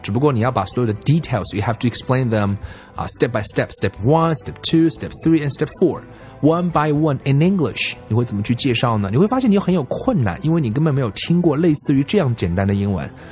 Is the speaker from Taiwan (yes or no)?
no; China; 而我们中国人花了大量的时间去听那些啊完全听不懂的东西